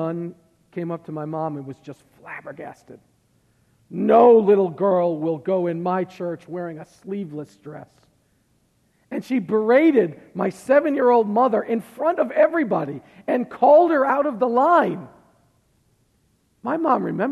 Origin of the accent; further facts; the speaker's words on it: Massachusetts, United States; moved away; I'm from Massachusetts and everybody's Catholic up there